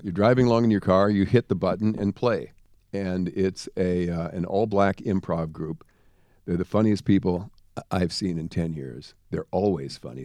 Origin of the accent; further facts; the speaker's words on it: Jamestown, North Dakota, United States; moved away; also born or lived in Los Angeles; I'm from Jamestown, North Dakota, a little tiny town in the middle of nowhere.